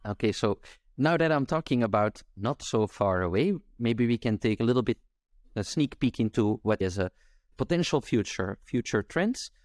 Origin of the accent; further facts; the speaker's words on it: Belgium; I'm from Belgium